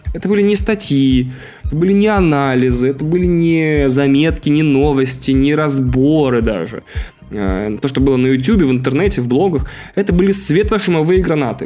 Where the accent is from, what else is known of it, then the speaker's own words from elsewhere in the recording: Russia; Я, э, ездил в детстве в Финляндию несколько раз, э, потому что мой город был близко к Финляндии